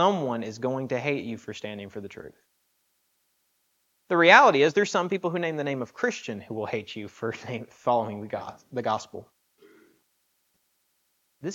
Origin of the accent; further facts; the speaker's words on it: the South, United States; I've growing up in the South